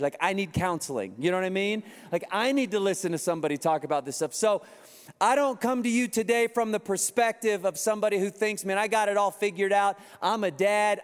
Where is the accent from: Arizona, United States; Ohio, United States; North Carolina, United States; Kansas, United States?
Kansas, United States; moved away; I'm from Kansas